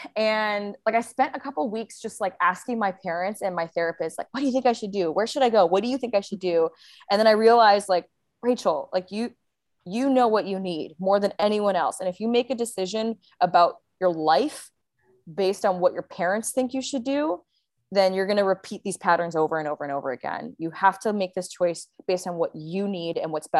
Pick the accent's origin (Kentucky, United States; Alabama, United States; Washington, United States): Washington, United States; Seattle; also born or lived in Bali; now in Sayulita, Mexico; I was, living in Seattle last year, which is where I'm from